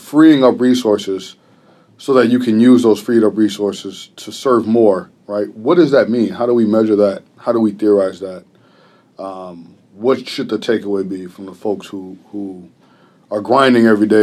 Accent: Chicago, Illinois, United States; I'm from Chicago, and that's an interesting place to be a teacher

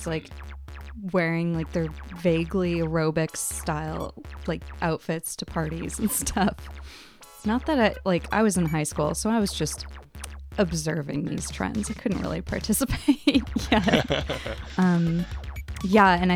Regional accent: Oakville, Ontario, Canada; I was growing up in Oakville, which is like an hour, like less than an hour away from Toronto.

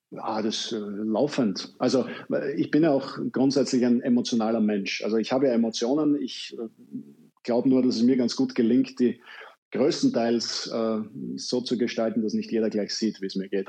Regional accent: Vienna, Austria; ich als Wiener

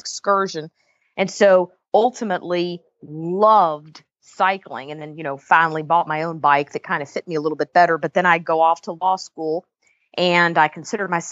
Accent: Louisville, Kentucky, United States; moved away; also born or lived in Jacksonville, Florida / Northampton, Massachusetts; I grew up in Louisville, Kentucky

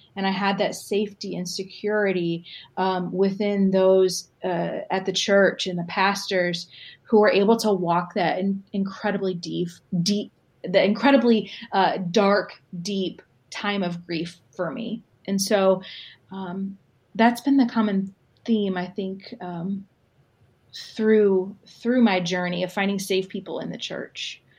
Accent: Southern Michigan, United States; moved away as an adult; also born or lived in Ann Arbor, Michigan / Austin, Texas; It was a small United Methodist church in Southern Michigan

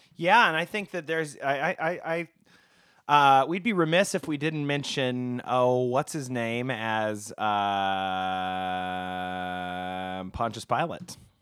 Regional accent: Oklahoma, United States; I'm from Oklahoma

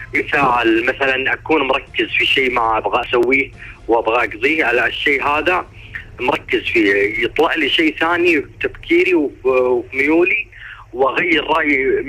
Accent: Upper Egypt, Egypt; moved away as an adult; now in Saudi Arabia; وعندنا في الصعيد

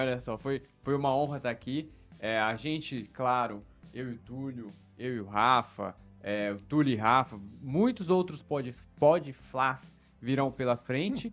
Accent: São Paulo, Brazil; accent: paulista; Meu sotaque, meu sotaque, meu sotaque é paulista, meu sotaque é paulista

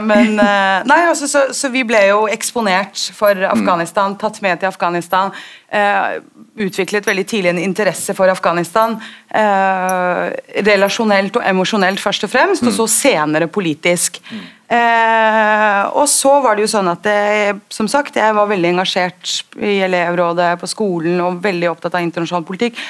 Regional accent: Oslo, Norway; jeg er født og oppvokst i Oslo, eh, på Grünerløkka

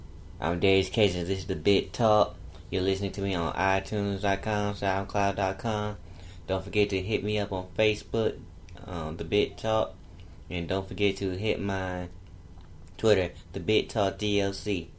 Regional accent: Washington, District of Columbia, United States; I lived most of my life in Washington, D.C.

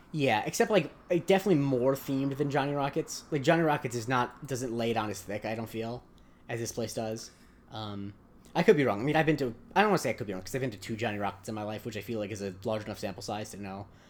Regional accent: Southwest Florida, United States; I'm from Southwest Florida

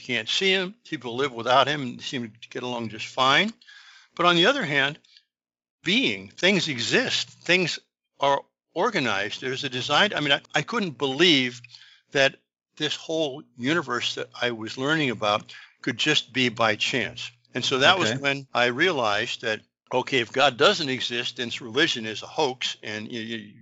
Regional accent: United States; I grew up in America.

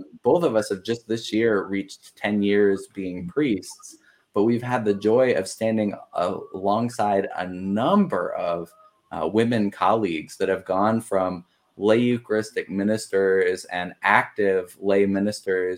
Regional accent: Colorado, United States; moved away; my home state

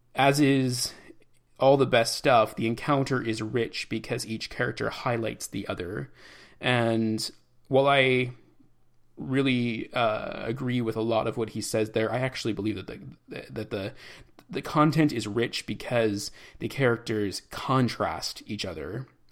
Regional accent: Chicago, Illinois, United States; moved away; I'm a Chicagoan

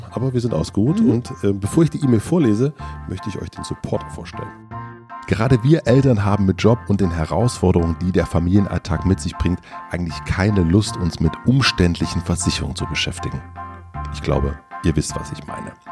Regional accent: Berlin, Germany; Man verrät als Berliner eigentlich nicht, was so der, der See ist.

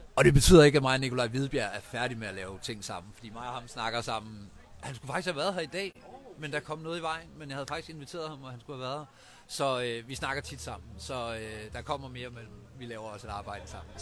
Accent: Vejen, Southern Denmark, Denmark; Jeg er fra Vejen, som ligger ikke så langt fra, der er født og opvokset

